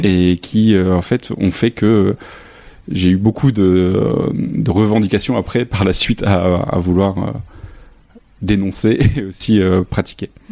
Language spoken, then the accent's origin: French; a small village near Lille, Hauts-de-France, France; moved away as an adult; also born or lived in Arles; now in Saint-Denis, France; je suis originaire du nord de la France, dans un petit village à côté de Lille